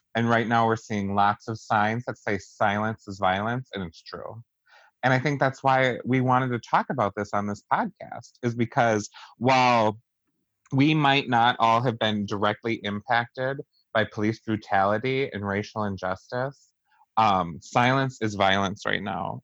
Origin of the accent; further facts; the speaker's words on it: Wisconsin, United States; we're all from Wisconsin